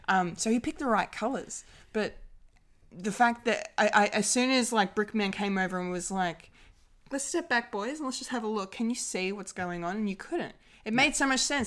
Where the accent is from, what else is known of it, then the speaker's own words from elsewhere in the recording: Australia; the Aussie of the group